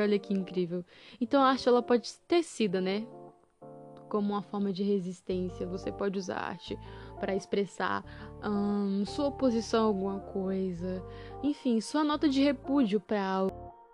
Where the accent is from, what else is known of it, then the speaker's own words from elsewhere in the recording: Brazil; nós brasileiros